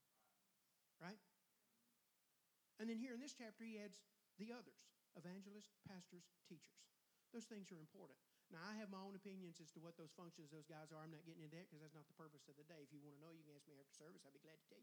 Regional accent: Longwood, United States; I'm from Longwood. I come from way back now

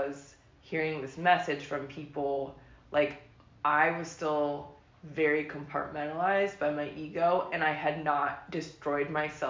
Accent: Lake Oswego, Oregon, United States; I'm from, well, I grew up in Lake Oswego.

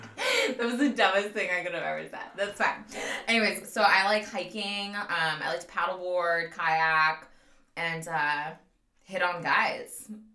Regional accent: San Francisco Bay Area, California, United States; moved away as an adult; also born or lived in suburbs of Philadelphia, Pennsylvania; now in Pennsylvania, United States; I am from San Francisco Bay Area. I moved out here to the bumfuck of nowhere, Pennsylvania.

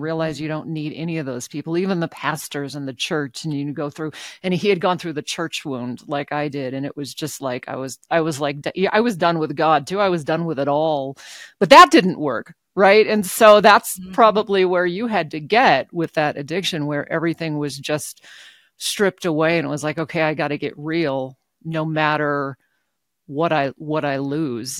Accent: Alaska, United States; now in Reno, United States; I grew up in Alaska

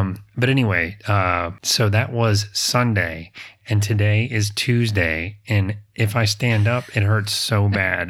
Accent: the South, United States; I'm from the South

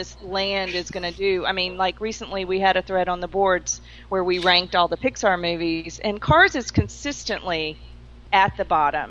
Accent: the South, United States; And I'm from the South. Yeah. I grew up with NASCAR

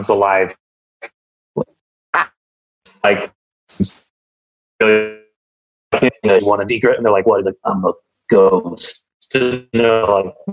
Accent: Washington, United States; born or raised there

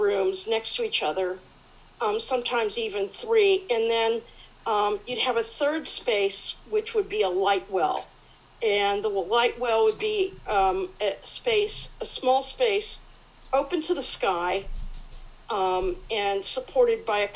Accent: California, United States; now in Melbourne, Australia; I'm actually from California

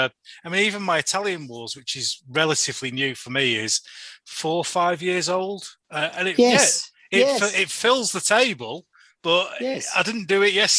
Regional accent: Yorkshire and the Humber, United Kingdom; I come from Yorkshire

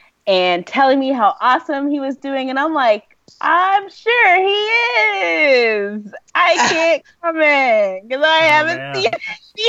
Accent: Owensboro, Kentucky, United States; also born or lived in Lexington, Kentucky; live in Kentucky. The rest of my family does not. But I live in Lexington, Kentucky. We grew up in Owensboro, Kentucky. But I went to pharmacy school at University of Kentucky, graduated last summer, and I just stayed.

